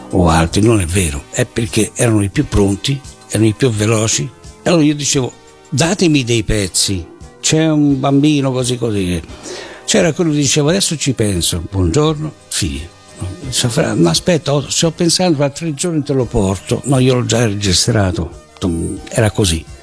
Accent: Brazil; io sono stato cresciuto in Brasile, quindi io sapevo che cos'erano telenovelas

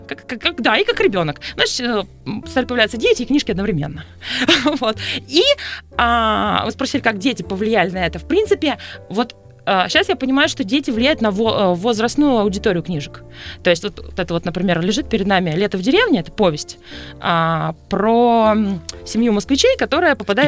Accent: Sevastopol, Crimea, Ukraine; moved away as an adult; now in Moscow, Russia; я выросла в Севастополе

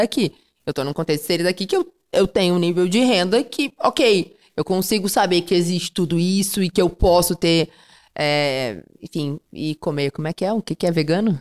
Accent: Panambi, Rio Grande do Sul, Brazil; also born or lived in Rio de Janeiro; now in São Paulo, Brazil; Eu nasci em Rio Grande, que é extremo sul do Rio Grande do Sul, mas fui criado em Panambi, que é a noroeste, uma cidade de colonização alemã.

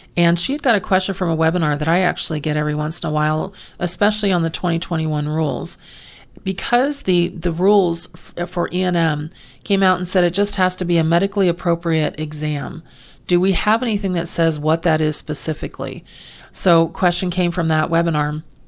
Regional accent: California, United States; also born or lived in Pennsylvania; I've lived in California my entire life except for three months when I was born in Pennsylvania, but so I consider myself a native Californian

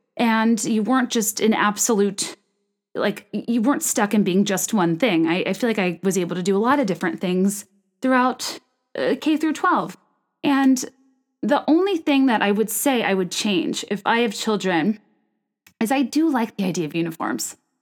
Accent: Richmond, Virginia, United States; moved away; Richmond, Virginia, my hometown

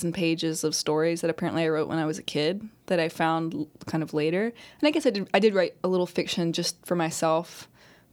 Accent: Mississippi, United States; my experience being growing up in Mississippi

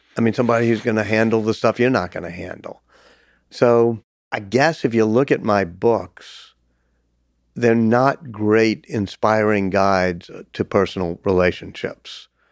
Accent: New Orleans, Louisiana, United States; my hometown, even by teaching at Tulane

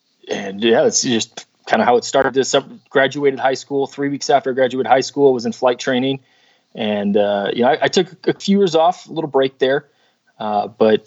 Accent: Seattle, Washington, United States; I grew up in the Seattle area

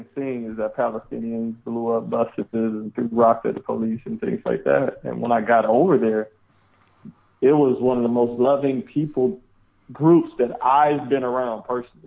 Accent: Detroit, Michigan, United States; I grew up in Detroit, Michigan

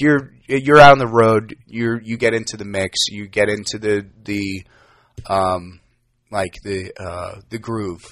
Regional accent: New York, United States; moved away as an adult; now in Los Angeles, United States; I am from New York, born and raised

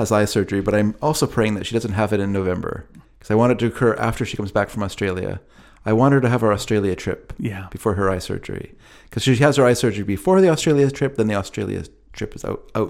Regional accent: Carolina, United States; accent: Carolina; My Carolina accent?

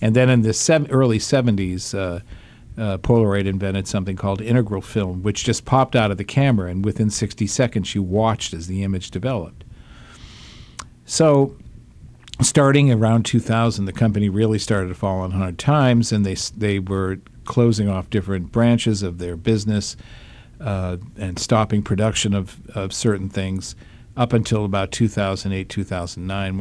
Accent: Massachusetts, United States; growing up with that brand in in my home state

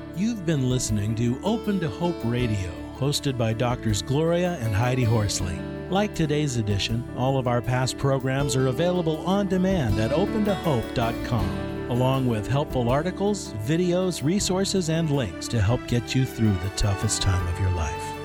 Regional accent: New York area, United States; moved away; the New York area, which is where I was born and raised

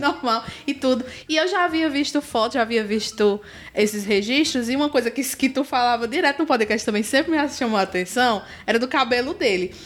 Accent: Juazeiro do Norte, Ceará, Brazil; a gente que é juazeirense

